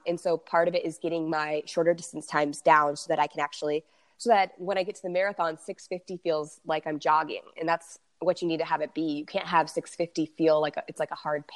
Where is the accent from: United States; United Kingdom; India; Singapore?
United States; San Diego, California; I'm from San Diego and it's like a hometown race.